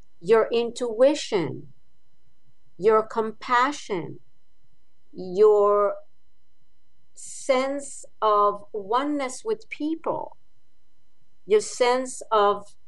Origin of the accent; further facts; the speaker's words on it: Israel; moved away; I grew up in Israel.